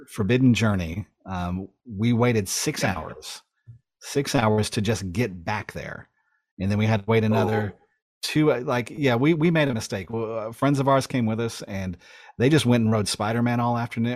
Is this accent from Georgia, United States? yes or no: yes; South Georgia, United States; also born or lived in Los Angeles, California; To move from, you know, essentially North LA to South Georgia.